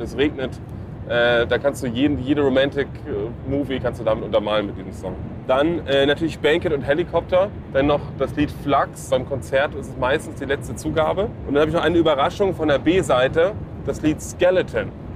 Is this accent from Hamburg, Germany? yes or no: yes; Hamburg, Germany; Hamburg City, genau da, wo ich herkomme